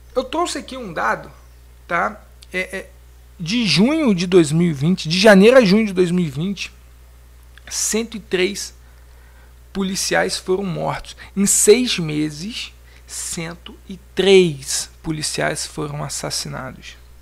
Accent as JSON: {"language": "Portuguese", "country": "Brazil", "said": "somos brasileiros"}